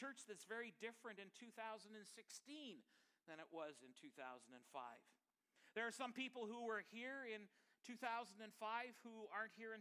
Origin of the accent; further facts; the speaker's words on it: Chilliwack, British Columbia, Canada; now in Regina, Canada; I actually grew up in Chilliwack. So I am from the Valley.